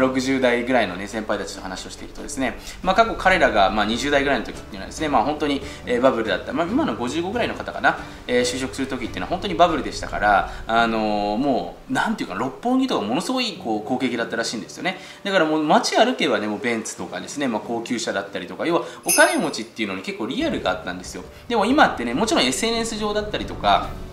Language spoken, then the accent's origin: Japanese; Japan; 僕たち日本に生まれてね